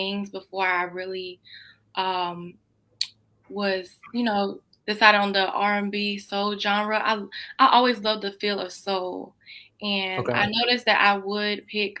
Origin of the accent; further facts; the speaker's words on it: Greenville, North Carolina, United States; I'm 20 years old and I'm from Greenville, North Carolina